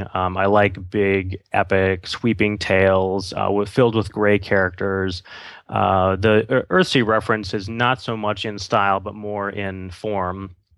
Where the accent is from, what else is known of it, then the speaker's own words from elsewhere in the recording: Wisconsin, United States; I grew up in Wisconsin